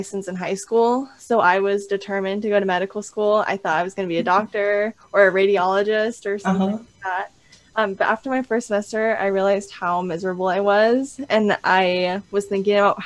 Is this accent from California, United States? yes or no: yes; California, United States; now in Idaho, United States; I'm actually originally from California.